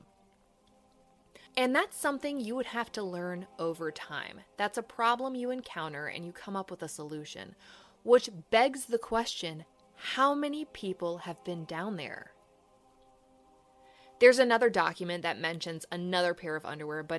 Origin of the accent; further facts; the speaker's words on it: Virginia, United States; I'm from Virginia